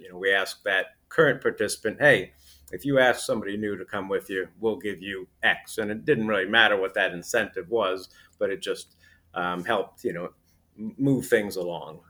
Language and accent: English; Putnam County, New York, United States; I, I grew up in, uh, Putnam County, New York, which is about forty miles north of, uh, New York City